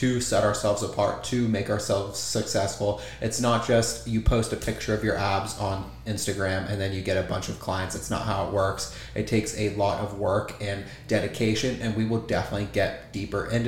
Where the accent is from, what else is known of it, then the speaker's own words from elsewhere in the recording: Goshen, Ohio, United States; So I am from Ohio, a little town, Goshen, out of Cincinnati, Ohio, southern Ohio. And growing up there